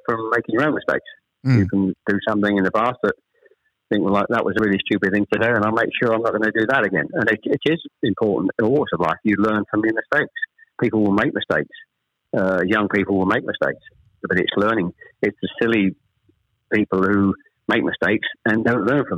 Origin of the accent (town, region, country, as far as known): Chelmsford, East of England, United Kingdom; born or raised there; also born or lived in Ashton-under-Lyne / Manchester